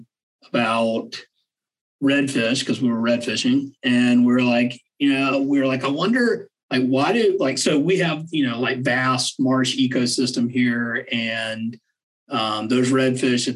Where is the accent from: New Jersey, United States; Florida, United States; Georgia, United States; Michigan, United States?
Georgia, United States; also born or lived in Wyoming; I'm from Georgia